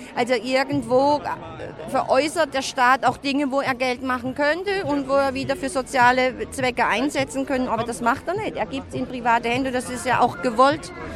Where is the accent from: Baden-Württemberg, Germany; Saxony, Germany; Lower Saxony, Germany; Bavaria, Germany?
Baden-Württemberg, Germany; Lörrach area; Ich komme aus dem Raum Lörrach